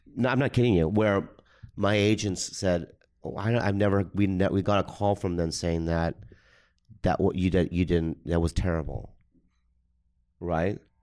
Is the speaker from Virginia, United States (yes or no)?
no; San Diego, California, United States; also born or lived in Minnesota; I was raised in the suburbs, San Diego